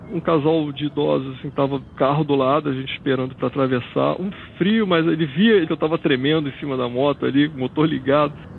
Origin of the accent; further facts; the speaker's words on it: Rio de Janeiro, Brazil; Eu sou carioca, nasci no Rio de Janeiro